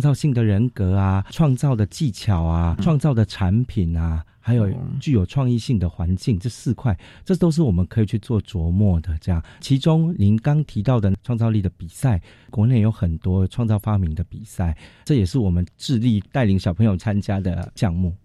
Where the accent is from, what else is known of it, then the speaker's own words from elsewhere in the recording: Miaoli County, Taiwan; moved away as an adult; also born or lived in Taoyuan; now in Taipei, Taiwan; 我是在桃园出生，然后苗栗长大，家里经济不是很好